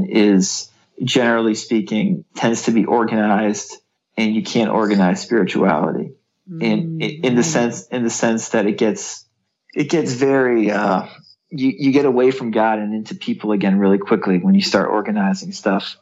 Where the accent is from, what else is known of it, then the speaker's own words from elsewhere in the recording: New England, United States; I was born in New England, in the United States